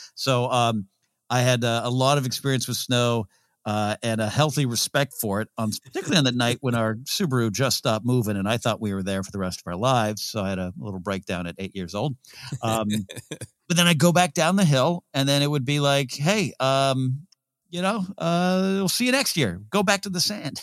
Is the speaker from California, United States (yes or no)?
yes; Pismo Beach, California, United States; I grew up in Visible Beach, Cal, California